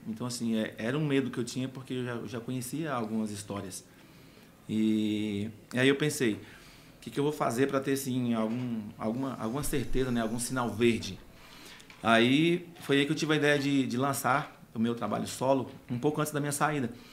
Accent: Formoso, Minas Gerais, Brazil; moved away; região Formoso, Minas Gerais, a cidade onde eu nasci

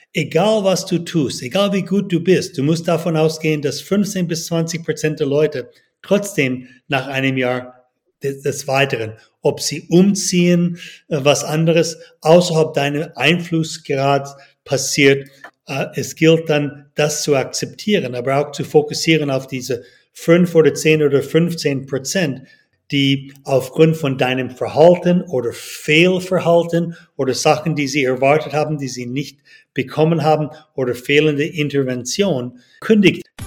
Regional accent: Toronto, Ontario, Canada; moved away as an adult; also born or lived in United States / Boston; now in Switzerland; Geboren in Kanada, aufgewachsen in Toronto

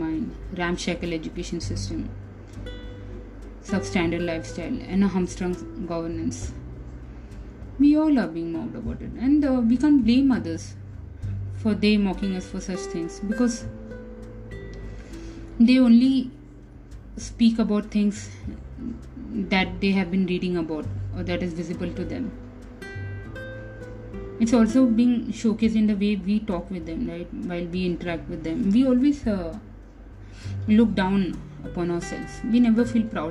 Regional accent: India; We as an Indian, we belong to our homeland, our mother country

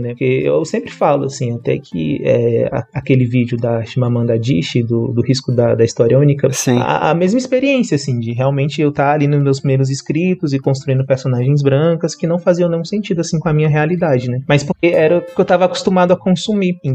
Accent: Brasília, Federal District, Brazil; born there; eu nasci aqui em Brasília e a minha formação acadêmica é em letras.

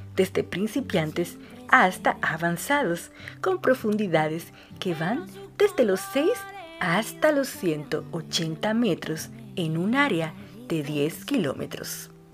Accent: Dominican Republic; now in Buenos Aires, Argentina; una dominicana

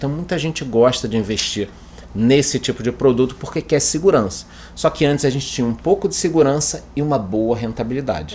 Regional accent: Brazil; A gente, como brasileiro

